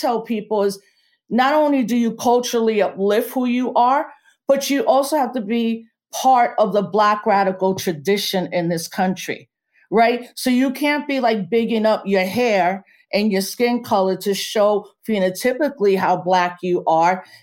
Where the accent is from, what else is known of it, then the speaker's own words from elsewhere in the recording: New York City, New York, United States; I grew up in the Bronx where it's Caribbean